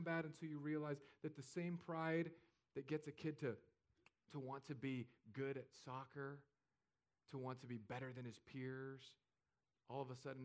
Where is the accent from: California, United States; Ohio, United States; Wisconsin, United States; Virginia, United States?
California, United States; moved away as an adult; now in Fishhawk, United States; I'm from California.